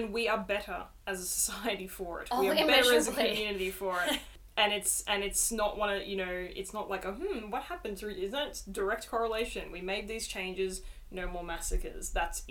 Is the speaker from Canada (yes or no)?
no; Australia; as an Australian person